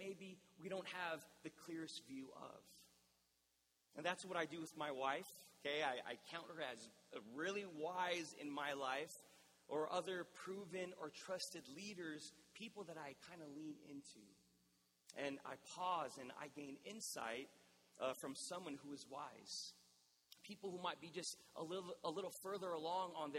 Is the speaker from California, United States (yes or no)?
yes; National City, California, United States; I did a ministry internship at the church that I grew up in National City